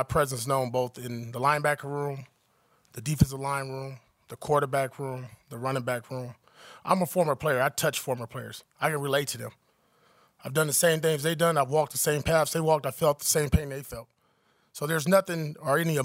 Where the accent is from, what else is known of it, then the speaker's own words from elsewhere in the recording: Compton, California, United States; I grew up in Compton, California